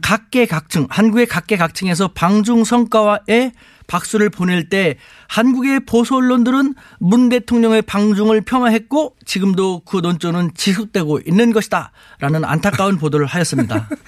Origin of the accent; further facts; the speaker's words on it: South Korea; now in China; 저는 대한민국 사람인데요.